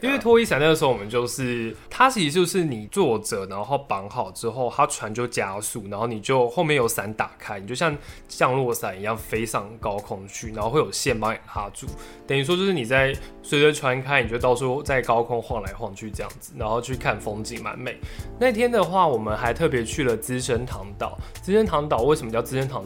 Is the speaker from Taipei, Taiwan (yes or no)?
yes; Taipei, Taiwan; 我身为台北人